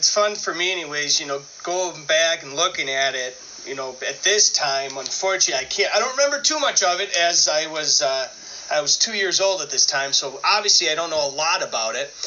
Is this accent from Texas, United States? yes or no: no; Buffalo, New York, United States; I growing up in Buffalo.